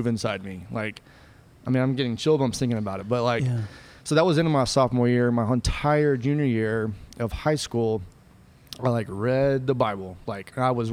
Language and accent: English; San Angelo, Texas, United States; I'm originally from San Angelo, Texas, born and raised, West Texas